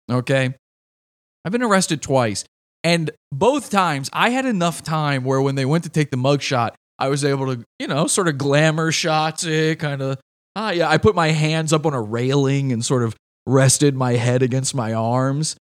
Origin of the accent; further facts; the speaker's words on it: Virginia, United States; Virginia, my home state.